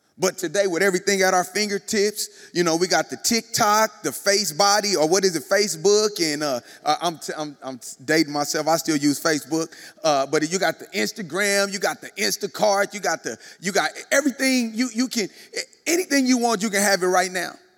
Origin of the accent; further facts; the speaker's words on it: Kansas City, United States; moved away; I was in Kansas City, my hometown, born and bred in Kansas City